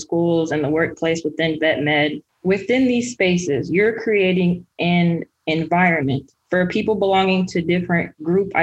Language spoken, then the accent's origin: English; Kansas City, Missouri, United States; also born or lived in Columbia, Missouri; I am originally from Kansas City, Missouri, born and raised